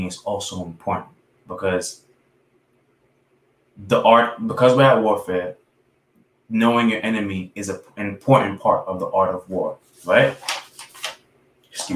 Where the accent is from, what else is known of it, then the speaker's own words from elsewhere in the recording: New York City, New York, United States; I'm a kid from New York City. I'm from Brooklyn.